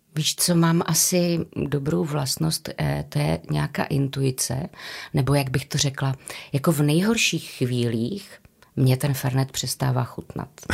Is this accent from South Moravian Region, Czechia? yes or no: no; Karviná, Moravian-Silesian Region, Czechia; also born or lived in Havířov; jsem rodačka z Karviné a od deseti let jsem žila v Havířově